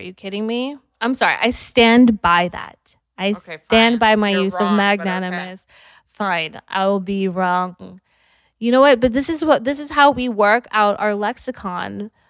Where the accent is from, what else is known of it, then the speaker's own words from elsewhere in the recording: Utah, United States; moved away; I'm from Utah.